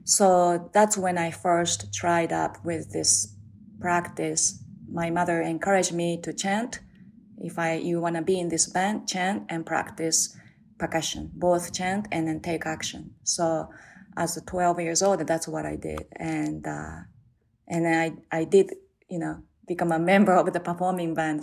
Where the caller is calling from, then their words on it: New Jersey, United States; I'm calling from New Jersey